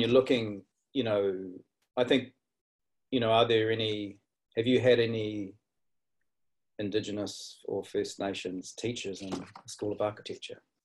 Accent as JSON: {"language": "English", "country": "New Zealand", "tie": "born or raised there", "also_born_or_lived": "Darwin, Australia / east coast, Australia", "moved": "yes", "lives_now": "Australia", "said": "I was born in Darwin and grew up in uh, Aotearoa, New Zealand, and then came back"}